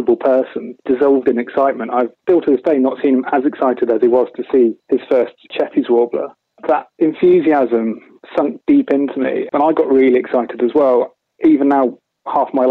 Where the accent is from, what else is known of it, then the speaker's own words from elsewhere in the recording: East Anglia, East of England, United Kingdom; Growing up in East Anglia